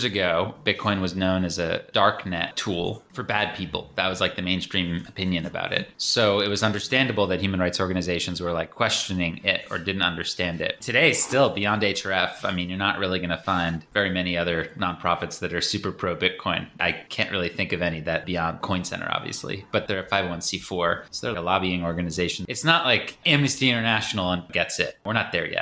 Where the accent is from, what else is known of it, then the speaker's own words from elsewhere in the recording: United States; being an American